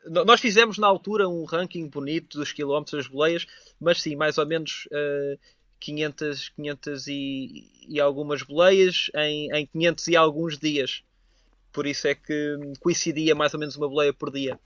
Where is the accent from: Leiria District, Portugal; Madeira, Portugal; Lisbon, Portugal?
Lisbon, Portugal; Cadaval; Eu sou de uma aldeia pequenina do, do Conselho de Cadaval, que é o Painho